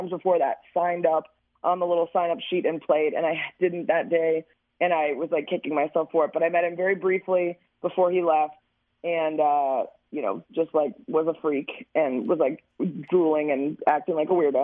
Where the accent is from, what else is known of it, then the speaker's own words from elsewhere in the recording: Chicago, Illinois, United States; I was in Chicago in the 90s Bulls era